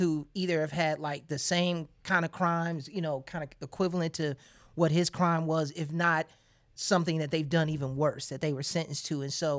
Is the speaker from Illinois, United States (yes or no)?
yes; Chicago, Illinois, United States; speaking as a Chicagoan